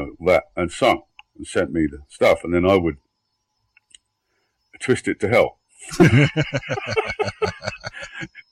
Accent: London, United Kingdom; now in Sweden; I'm in Sweden, although I'm from London

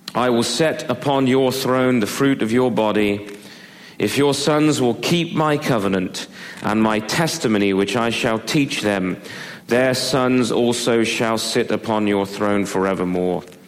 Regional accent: Devizes, South West England, United Kingdom; moved away; When I was growing up in England, we lived in a little uh, market town just outside of Bath

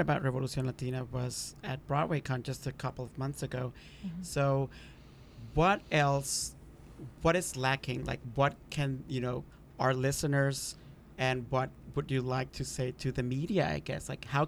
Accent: Honduras; moved away; I grew up in Honduras.

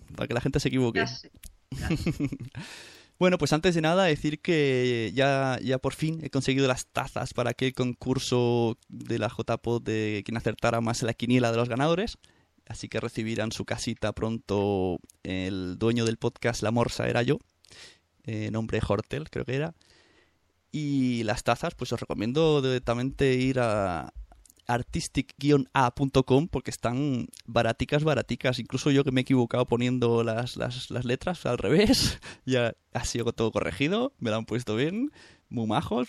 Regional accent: Santa Coloma, Catalonia, Spain; ella es nacida en el mismo pueblo que yo, en Santa Coloma

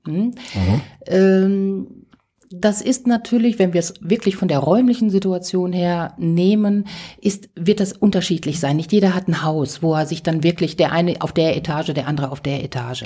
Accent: Ruhr area, North Rhine-Westphalia, Germany; ich komme aus dem Ruhrgebiet

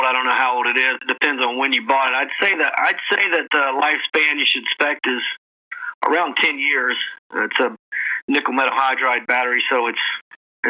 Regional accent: Florida, United States; now in Atlanta, United States; I'm from Florida, but I've lived in Atlanta since 1995

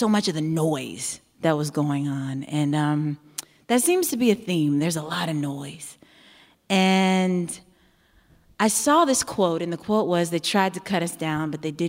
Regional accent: Eureka, Missouri, United States; I grew up outside of St. Louis in a small town called Eureka, Missouri

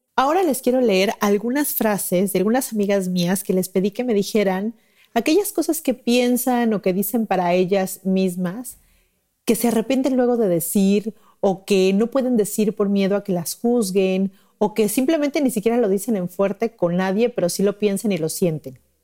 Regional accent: Mexico City, Mexico; now in Cancún, Mexico; Yo vivo en Cancún y, y, soy de México, mi familia vive en México

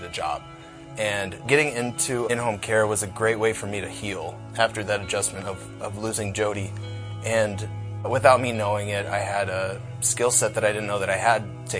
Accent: North Liberty, Iowa, United States; I grew up in North Liberty

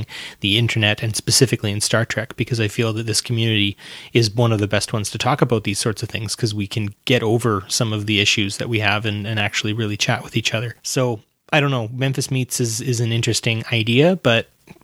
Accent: Alberta, Canada; we're from Alberta

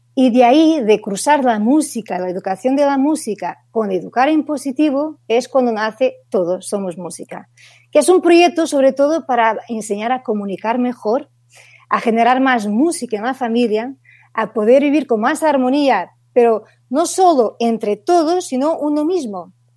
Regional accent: Portugal; Spanish is a second language; moved away as an adult; now in Barcelona, Spain; yo soy una portuguesa en Barcelona, que llevo ya casi ocho años aquí

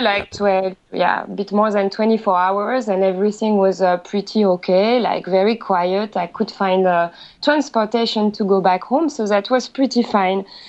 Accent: France; accent: French; English is a second language; moved away as an adult; now in Japan

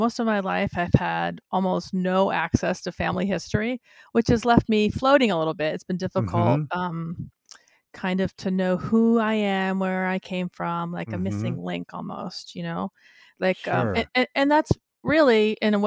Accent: Cape Cod, Massachusetts, United States; I come from Cape Cod

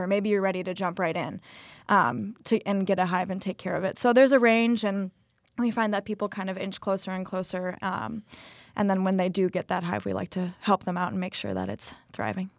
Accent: Minneapolis, Minnesota, United States; moved away as an adult; now in Milwaukee, United States; I'm from Minneapolis, just graduated from Marquette

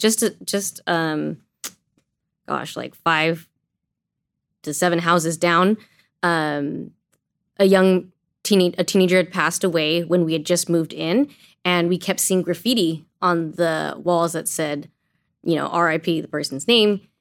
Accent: Azusa, California, United States; also born or lived in China; I was born in China and my parents, who are Asian American, adopted me, brought me to Azusa, and that's where I was raised

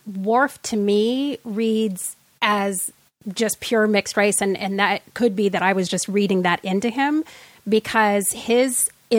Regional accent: Central Oregon, United States; You know, I grew up in Central Oregon, and the only people in my town who looked like me was me and my mom.

